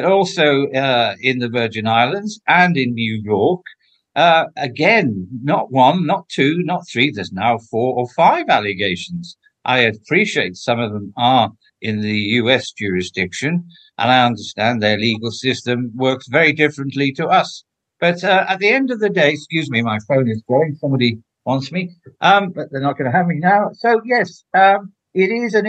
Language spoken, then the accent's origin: English; Welsh, Wales, United Kingdom; being Welsh